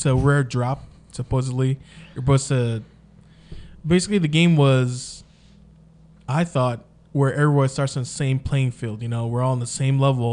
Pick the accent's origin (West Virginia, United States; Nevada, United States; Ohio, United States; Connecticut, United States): Nevada, United States; Las Vegas; we are from Vegas.